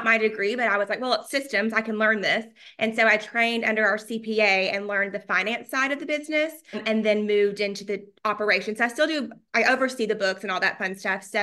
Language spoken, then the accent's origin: English; Chattanooga, Tennessee, United States; now in Nashville, United States; I'm from Chattanooga.